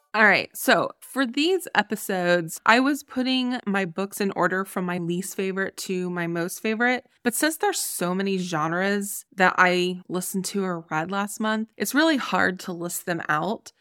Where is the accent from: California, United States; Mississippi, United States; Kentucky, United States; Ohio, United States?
Ohio, United States; moved away; also born or lived in Colorado; my home state of Ohio